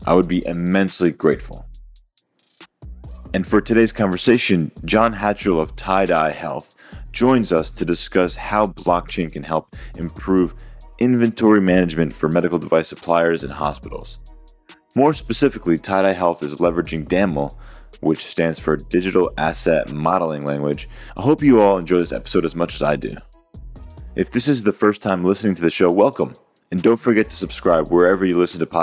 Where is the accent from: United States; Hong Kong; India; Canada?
United States; New Jersey; I'm actually from New Jersey as well. So North Jersey